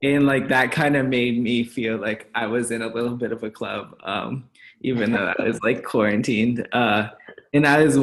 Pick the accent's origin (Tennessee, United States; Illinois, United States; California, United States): Illinois, United States; Chicago; We're both from Chicago